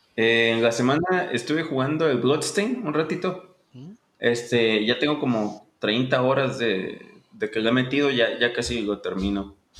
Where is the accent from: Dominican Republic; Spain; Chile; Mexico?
Mexico; Ensenada, Baja California; soy de Ensenada, como buen ensenadense